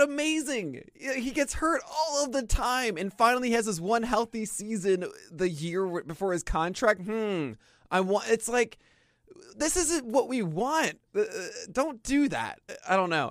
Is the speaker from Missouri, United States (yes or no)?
no; New York City, New York, United States; I grew up in Brooklyn.